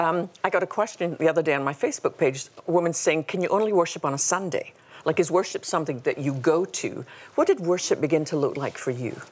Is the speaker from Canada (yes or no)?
no; Scotland, United Kingdom; we both had funny accents. You know, she's Australian and I'm Scottish.